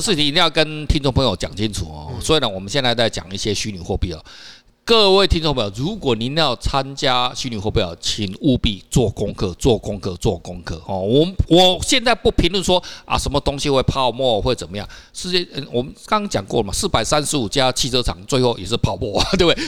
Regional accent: Taiwan; 我们台湾人

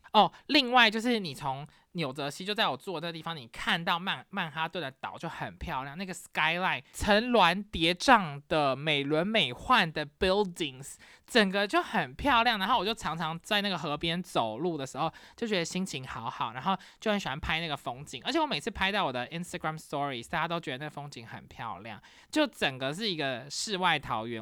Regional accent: Taiwan; now in United States; 因为我是台湾人

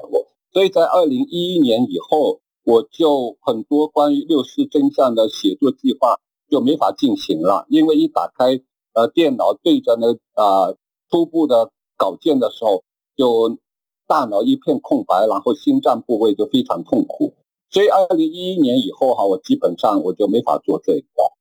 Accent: Wenzhou, Zhejiang, China; now in Taiwan; 我老家就在海峡对岸的温州

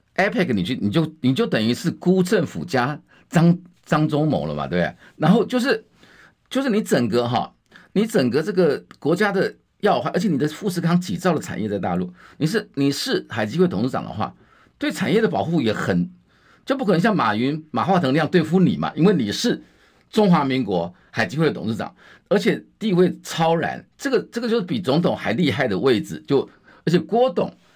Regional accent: Wanli, New Taipei, Taiwan; 我是在万里出生的

